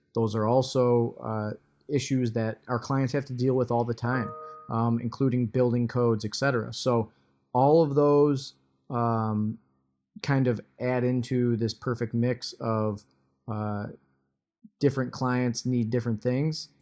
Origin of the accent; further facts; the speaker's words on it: Michigan, United States; my home state here is Michigan